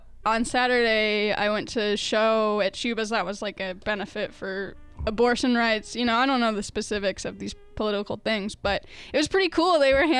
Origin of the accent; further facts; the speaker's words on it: Arizona, United States; now in Chicago, United States; growing up in Arizona